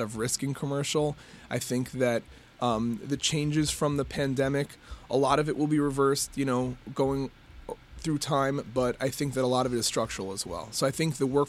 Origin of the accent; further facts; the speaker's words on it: New York, United States; now in Detroit, United States; At heart, I'm a New Yorker.